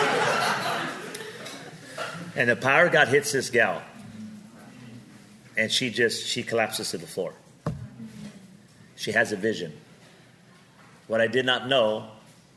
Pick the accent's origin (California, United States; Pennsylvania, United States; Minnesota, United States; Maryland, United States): California, United States; Pico Rivera; also born or lived in Seattle; now in Las Vegas, United States; I'm some guy from Pico Rivera, California